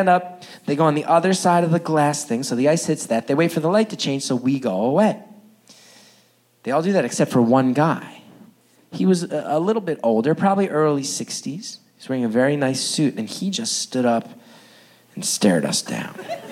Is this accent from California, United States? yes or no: no; West Orange, New Jersey, United States; Now, I grew up in northern New Jersey. More specifically, I grew up in a town called West Orange.